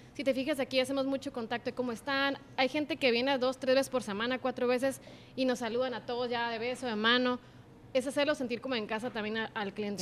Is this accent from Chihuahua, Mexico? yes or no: no; Ensenada, Baja California, Mexico; moved away as an adult; now in Tijuana, Mexico; yo vengo de Ensenada, entonces ah, pues allá ah, estás acostumbrado de que desayunabas en carretas